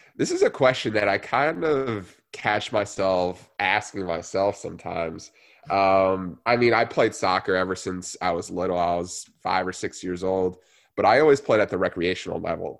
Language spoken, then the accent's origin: English; New Jersey, United States; I grew up in New Jersey, born and raised there